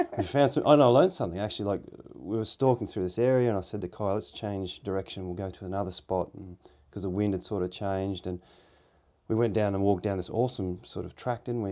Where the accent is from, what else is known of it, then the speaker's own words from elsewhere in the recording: Australia; we're Australian